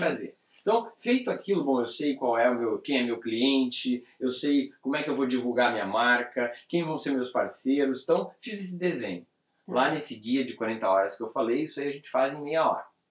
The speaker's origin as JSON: {"language": "Portuguese", "country": "Brazil", "said": "nós somos brasileiros e estamos no Brasil"}